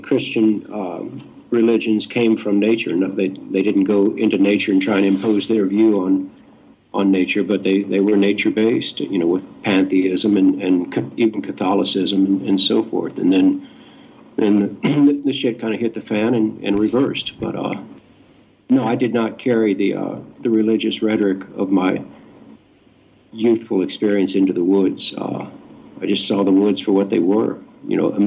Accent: Houston, Texas, United States; moved away as an adult; also born or lived in Mississippi / Utah; I grew up in the Bible Belt in Texas

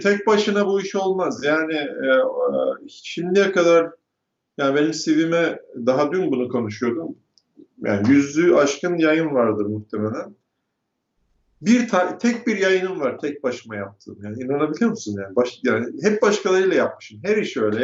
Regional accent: Turkey; moved away as an adult; now in United States; doğup büyüdüğüm ülkeye ve yaşadığım ülkeye

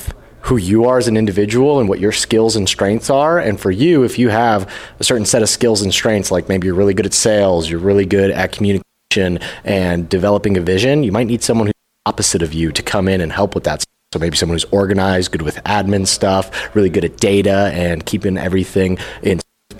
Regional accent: Las Vegas, Nevada, United States; I'm from Las Vegas.

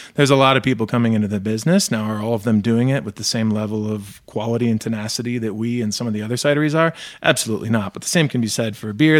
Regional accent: Michigan, United States; I grew up in Michigan too

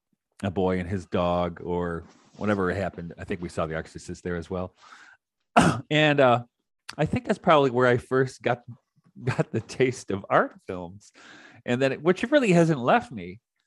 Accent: Detroit, Michigan, United States; I grew up in Detroit

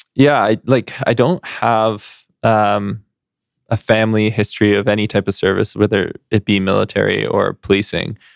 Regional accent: Surrey, British Columbia, Canada; moved away; also born or lived in Burnaby / Edmonton; growing up in Surrey

